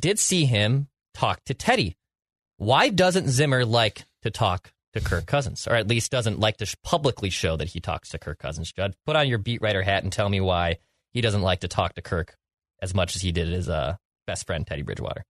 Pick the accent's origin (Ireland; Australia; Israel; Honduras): Ireland; as an Irish lad